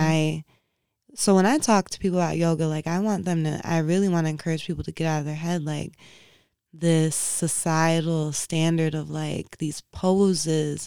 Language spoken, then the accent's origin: English; Inkster, Michigan, United States; moved away; I grew up in Inkster, Michigan, where, like, when I was growing up, it was predominantly black